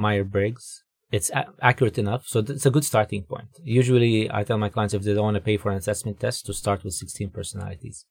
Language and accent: English; Dubai, United Arab Emirates; moved away as an adult; also born or lived in Jordan; now in Vancouver, Canada; I'm originally from the Middle East. Um, was born in Jordan, grew up in Dubai, then moved to Vancouver here with, uh, my wife